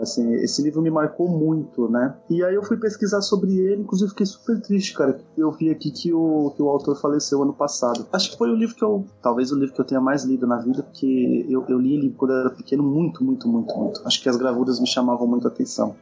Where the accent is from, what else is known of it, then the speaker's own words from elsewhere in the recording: Brazil; como brasileiro, como criança da época